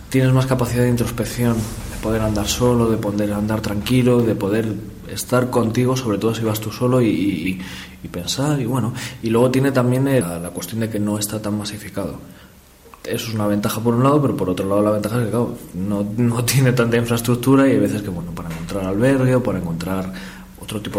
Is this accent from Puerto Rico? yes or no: no; Spain; también la ventaja que tenemos nosotros siendo españoles que puedes elegir